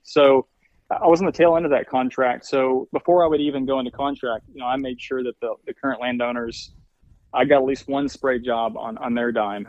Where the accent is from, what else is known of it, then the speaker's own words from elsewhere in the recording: Arkansas, United States; we'd had a family farm that I grew up on in Arkansas.